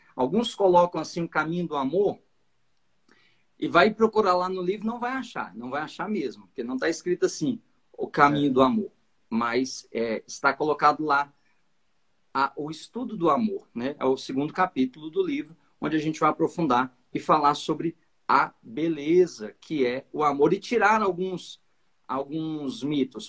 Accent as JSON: {"language": "Portuguese", "town": "Patos de Minas", "region": "Minas Gerais", "country": "Brazil", "accent": "mineiro", "said": "sotaque mineiro, eu sou lá de Patos de Minas."}